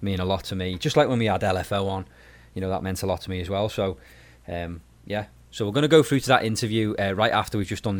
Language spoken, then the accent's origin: English; the Wirral, North West England, United Kingdom; I'm from the Wirral